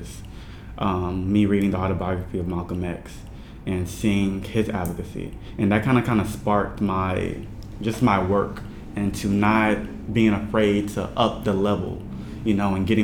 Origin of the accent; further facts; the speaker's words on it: Nigeria; I'm Nigerian